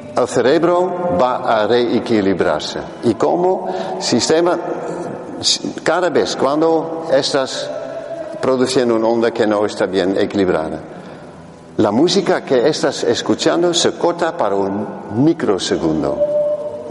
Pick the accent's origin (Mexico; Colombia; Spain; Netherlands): Netherlands; Spanish is a second language; en español soy holandés